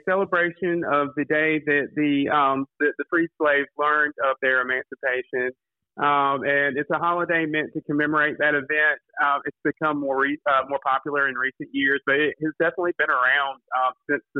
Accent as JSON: {"language": "English", "town": "Kinston", "region": "North Carolina", "country": "United States", "tie": "born or raised there", "said": "I'm from Kinston. I grew up here"}